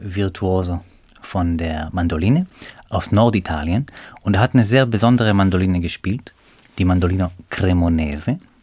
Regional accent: Beersheba, Southern District, Israel; German is a second language; moved away as an adult; now in Hannover, Germany; ich komme aus der Stadt Beersheba im Süden von Israel

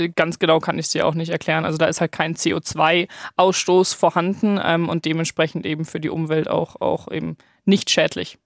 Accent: Munich, Bavaria, Germany; Ich komme ja aus München

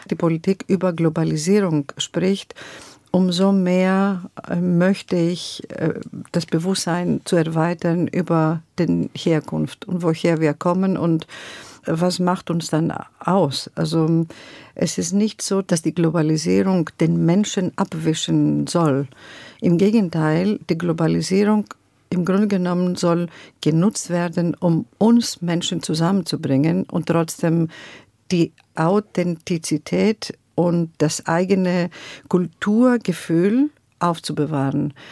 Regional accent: Greece; German is a second language; now in Germany; das, das, wir sind so aufgewachsen in Griechenland. Wir wachsen so mit dem Rhythmus und Melodie und ich lasse es es eigentlich fließen.

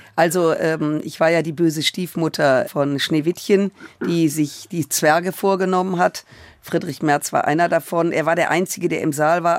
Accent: Germany; wir in Deutschland und als Deutsche

